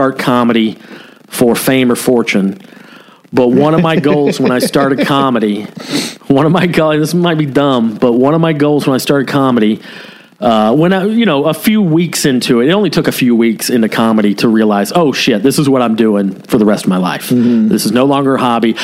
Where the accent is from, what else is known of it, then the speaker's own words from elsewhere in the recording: Cherokee County, Georgia, United States; also born or lived in Ball Ground, Georgia; I was currently living in Ball Ground, Georgia, which is the same county I grew up